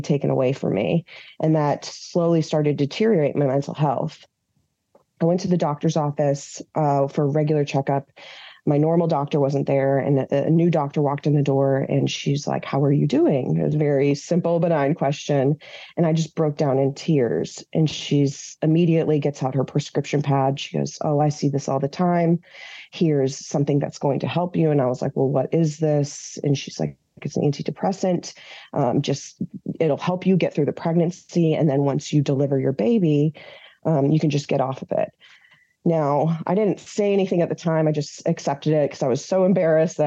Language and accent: English; Minnesota, United States; moved away as an adult; now in Washington, D.C., United States; I was born in D.C. to Iranian immigrants. I grew up in Minnesota and then came back to DC in 2004